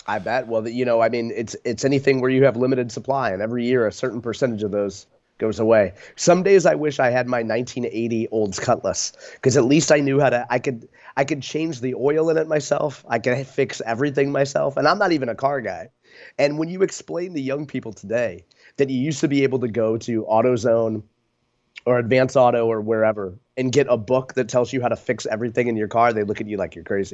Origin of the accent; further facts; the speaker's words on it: Spanish Lake, Missouri, United States; as a kid growing up in Spanish Lake